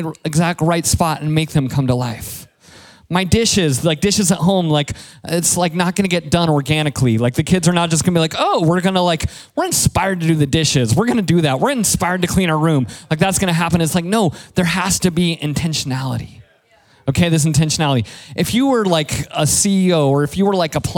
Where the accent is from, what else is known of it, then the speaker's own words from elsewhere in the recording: Colorado, United States; moved away; I'm from Colorado